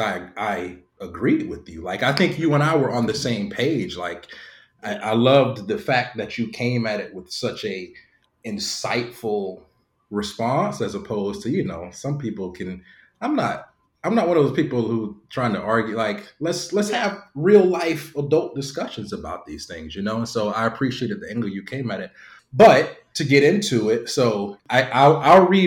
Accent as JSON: {"language": "English", "region": "Florida", "country": "United States", "also_born_or_lived": "New York", "moved": "as an adult", "said": "from Florida, lived in New York for 8-9 years"}